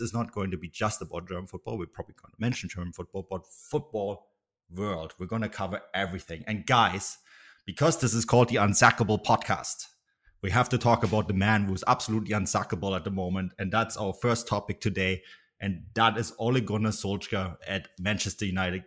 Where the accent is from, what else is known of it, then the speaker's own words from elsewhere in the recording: Vancouver Island, British Columbia, Canada; Adrian and I are actually, with background on Vancouver Island